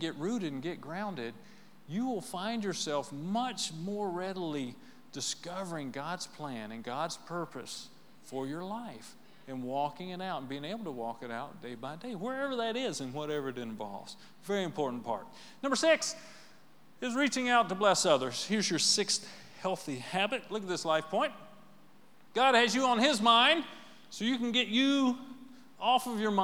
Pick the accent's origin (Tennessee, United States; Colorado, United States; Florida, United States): Tennessee, United States; right outside of Nashville; Well, we're from right outside of Nashville.